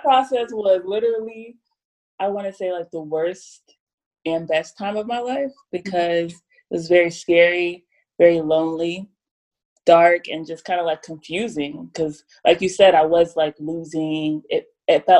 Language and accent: English; Ohio, United States; also born or lived in Nashville, Tennessee; now in Los Angeles, United States; I moved here from Nashville, but yes, I'm from Ohio. 513.